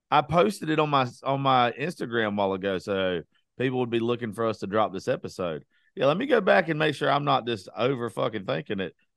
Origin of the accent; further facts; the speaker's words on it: Georgia, United States; I'm from Georgia